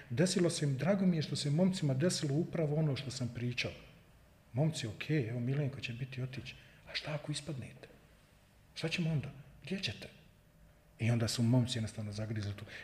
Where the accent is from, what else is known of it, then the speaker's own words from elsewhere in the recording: Tuzla, Federation of Bosnia and Herzegovina, Bosnia & Herzegovina; pa ja sam Tuzlak, pa ja sam Slobodaš